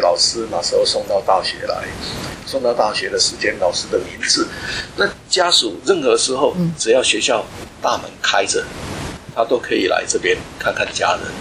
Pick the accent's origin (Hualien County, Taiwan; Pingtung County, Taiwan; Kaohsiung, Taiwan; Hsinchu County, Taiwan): Hualien County, Taiwan; Hualien; moved away; 因为我本身是花莲人